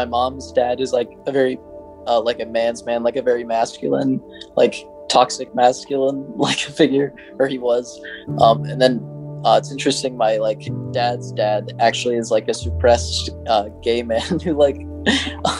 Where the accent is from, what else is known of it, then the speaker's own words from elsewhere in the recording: Lincoln, Nebraska, United States; I currently live in Lincoln and I've lived here all my life as well